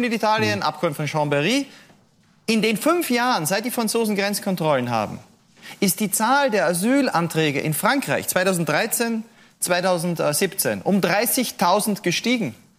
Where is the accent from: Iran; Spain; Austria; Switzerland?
Austria; Ich komme aus Österreich